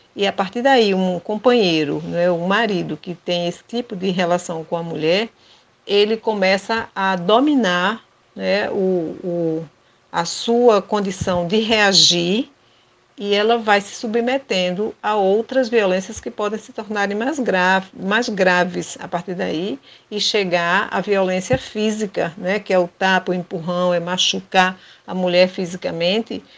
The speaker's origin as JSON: {"language": "Portuguese", "town": "Rio Formoso", "region": "Pernambuco", "country": "Brazil", "tie": "born or raised there", "said": "sou natural de Rio Formoso, da usina Cucaú"}